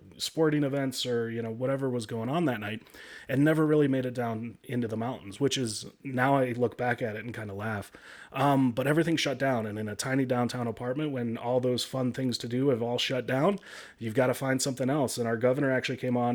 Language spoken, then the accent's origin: English; Chicago, Illinois, United States; moved away as an adult; also born or lived in Michigan / Denver, Colorado; now in Colorado, United States; I grew up in the Midwest. I was born in Michigan, grew up in the Chicago area.